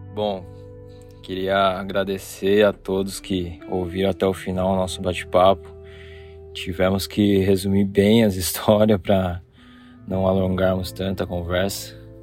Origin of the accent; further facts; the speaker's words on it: Jundiaí, São Paulo, Brazil; moved away as an adult; now in Japan; eu nasci e cresci aí no Brasil, na minha querida terrinha Jundiaí